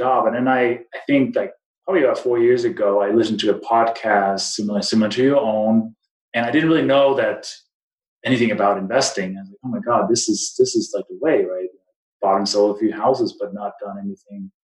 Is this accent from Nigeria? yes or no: no; Denmark; English is a second language; also born or lived in East Coast, United States / New Mexico, United States; now in Colorado, United States; as people may recognize from my name and my accent, I wasn't born in the U.S. I came from Denmark, been here since 1996